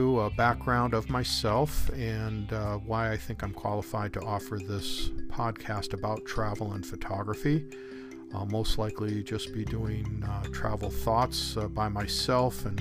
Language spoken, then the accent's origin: English; Chicago, Illinois, United States; moved away; also born or lived in Southern California; Chicago, my hometown